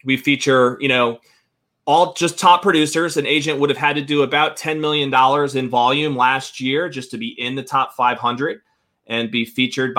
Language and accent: English; Connecticut, United States; moved away as an adult; now in Tampa, United States; I'm a Connecticut guy myself. I grew up in the Northeast